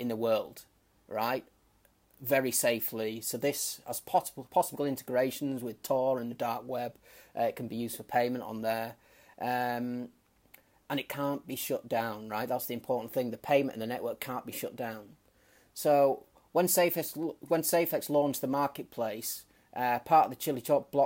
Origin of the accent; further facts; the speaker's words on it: United Kingdom; moved away; based out of the UK, my home country